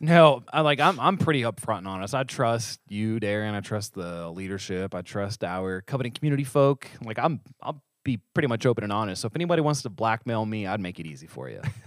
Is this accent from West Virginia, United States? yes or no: yes; West Virginia, United States; I'm from West Virginia, not New York.